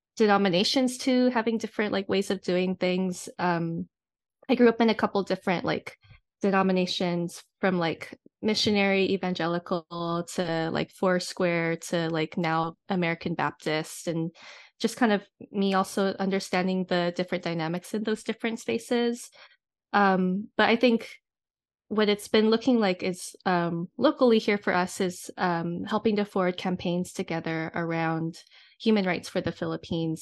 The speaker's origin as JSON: {"language": "English", "area": "Oahu", "region": "Hawaii", "country": "United States", "tie": "born or raised there", "moved": "yes", "lives_now": "Seattle, United States", "said": "I am based in Seattle, Washington currently, but um, was born and raised in Hawaii on Oahu."}